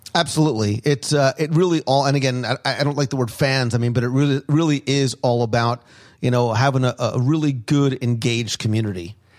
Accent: New Jersey, United States; I grew up in Jersey

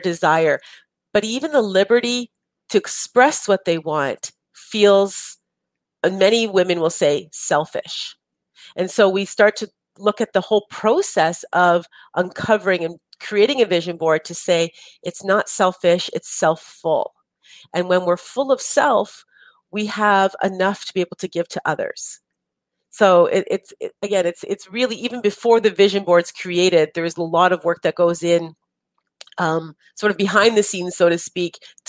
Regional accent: Canada; we're Canadian

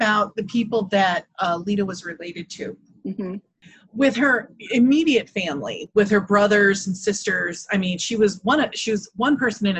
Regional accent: Indiana, United States; I'm from Indiana

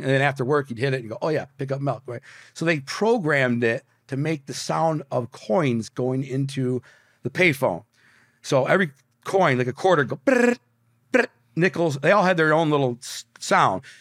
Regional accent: Detroit, Michigan, United States; moved away; also born or lived in Brooklyn, New York; I'm from Detroit

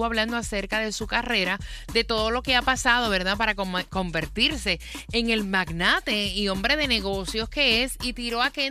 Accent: Puerto Rico; Bueno, yo me crié en Jorén Torres en Puerto Rico y mírame aquí, estoy

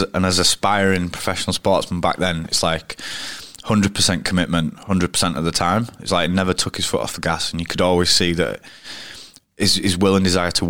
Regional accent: Castleford, Yorkshire and the Humber, United Kingdom; I grew up in Castleford. Went to Cass High School

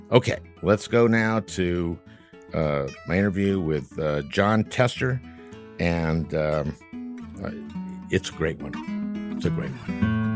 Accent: St. Louis Park, Minnesota, United States; I, um, grew up in Saint Louis Park, Minnesota, which is a suburb

